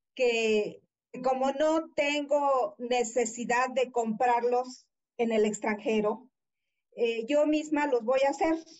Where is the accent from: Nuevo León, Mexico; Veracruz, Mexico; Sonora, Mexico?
Veracruz, Mexico; moved away as an adult; also born or lived in Mexico City; yo soy de Veracruz